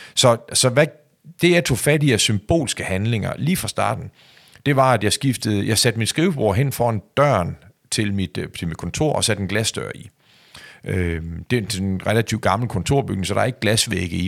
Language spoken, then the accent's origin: Danish; Skagen, North Denmark Region, Denmark; min opvækst og hvor jeg kommer fra